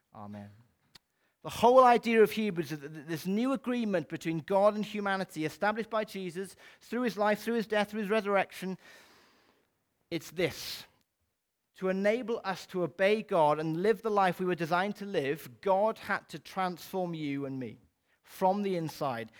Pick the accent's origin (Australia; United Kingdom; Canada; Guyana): United Kingdom; Wales; as a Welsh person